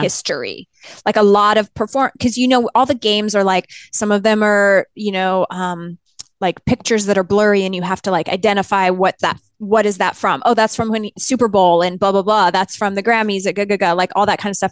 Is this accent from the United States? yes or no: no; Canada; I grew up in Canada